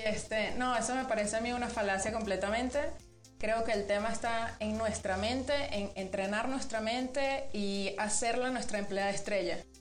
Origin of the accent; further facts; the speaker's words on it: Venezuela; moved away as an adult; now in Mexico; yo soy venezolana. Sí. Em, tengo muchos años aquí en México, en Venezuela hice la, licenciatura y llegué aquí a, tu país, mi país también, en el 2012